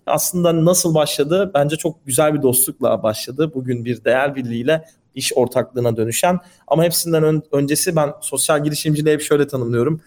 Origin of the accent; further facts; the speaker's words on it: Istanbul, Turkey; İstanbul'da doğdum ve büyüdüm